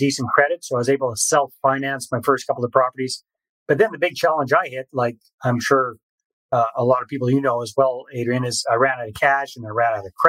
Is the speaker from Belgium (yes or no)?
no; British Columbia, Canada; moved away as an adult; also born or lived in Costa Rica; I'm originally Canadian from British Columbia